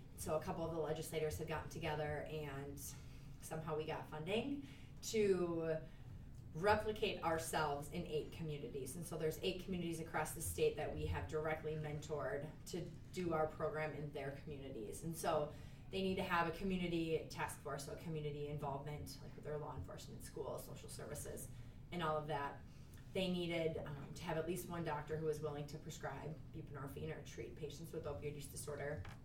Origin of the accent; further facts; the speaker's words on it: Minneapolis, Minnesota, United States; also born or lived in Sioux Falls, South Dakota / Little Falls, Minnesota; I am from Minnesota, but I grew up in the Twin Cities